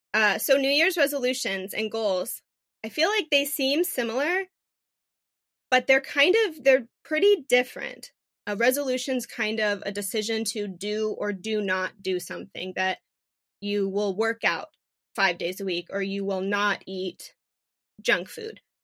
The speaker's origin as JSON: {"language": "English", "town": "Phoenix", "region": "Arizona", "country": "United States", "tie": "born or raised there", "said": "I am a native Phoenician, born and raised in Phoenix."}